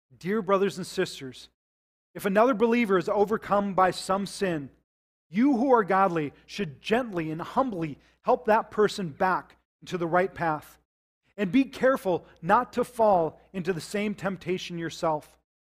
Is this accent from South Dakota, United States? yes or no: yes; South Dakota, United States; I grew up in South Dakota